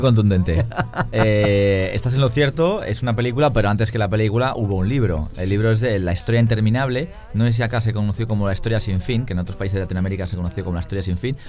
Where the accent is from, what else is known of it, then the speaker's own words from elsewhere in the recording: Tres Cantos, Community of Madrid, Spain; en la ciudad en la que crecimos nosotros, en Tres Cantos, eh, muy cerquita de Madrid